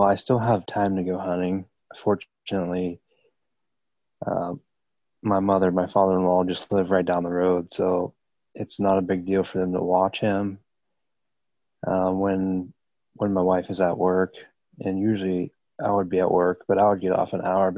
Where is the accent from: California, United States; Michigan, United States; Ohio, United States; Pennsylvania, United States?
Ohio, United States; also born or lived in Georgia, United States; I live in Ohio. I've been here for most of my life. I was born in Georgia